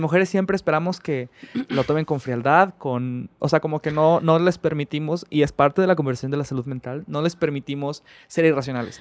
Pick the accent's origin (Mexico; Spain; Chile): Mexico; soy un hombre mexicano